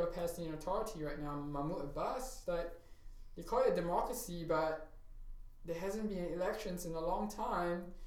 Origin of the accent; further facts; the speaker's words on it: Singapore; now in United States; when I was growing up in Singapore